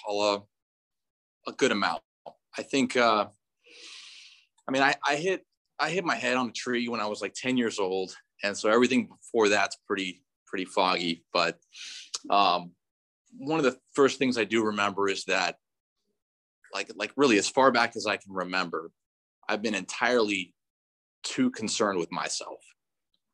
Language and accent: English; North Orange County, California, United States; I grew up in North Orange County